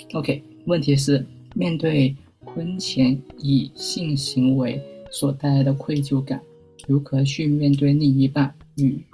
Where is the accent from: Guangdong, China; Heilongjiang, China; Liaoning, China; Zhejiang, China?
Guangdong, China; Guangzhou; accent: Cantonese-accented Mandarin (广普); 我是广州人，大家应该能够听得很清楚我的广谱